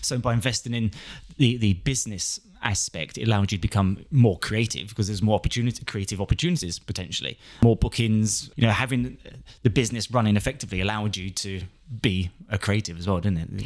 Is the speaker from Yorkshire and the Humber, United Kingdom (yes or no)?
no; London, United Kingdom; moved away; We're in the Big Smoke, my hometown.